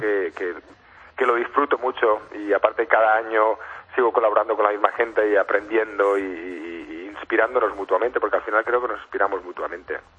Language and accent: Spanish; Spain; nos caracteriza mucho como españoles